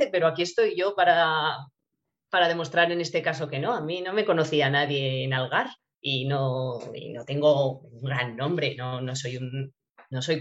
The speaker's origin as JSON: {"language": "Spanish", "town": "Borja", "region": "Aragon", "country": "Spain", "tie": "born or raised there", "said": "haré una presentación también en Borja, en mi pueblo, pues, estuve hablando con, el concejal de cultura"}